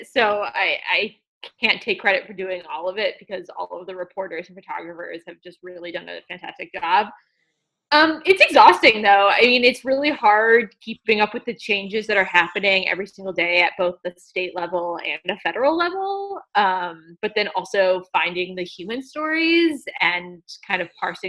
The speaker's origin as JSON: {"language": "English", "town": "Evanston", "region": "Illinois", "country": "United States", "tie": "born or raised there", "said": "I grew up outside of Chicago in Evanston, Illinois"}